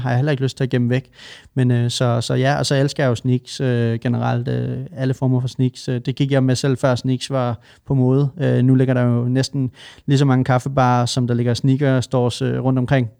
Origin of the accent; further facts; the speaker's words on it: Svendborg, Southern Denmark, Denmark; also born or lived in Nørrebro, Copenhagen; now in Copenhagen, Denmark; I Svendborg, hvor jeg kommer fra